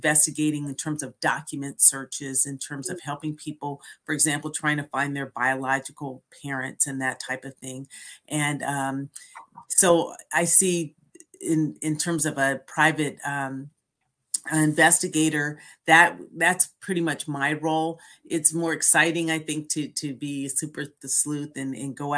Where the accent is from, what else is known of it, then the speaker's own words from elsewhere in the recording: San Francisco Bay Area, California, United States; also born or lived in Philadelphia; I was born in the San Francisco Bay Area